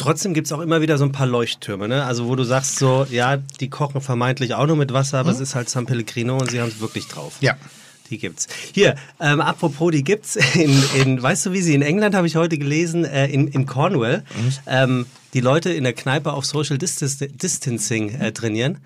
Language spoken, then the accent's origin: German; Frankfurt, Hesse, Germany; in meiner Heimat, in meiner gebürtigen Heimat in Frankfurt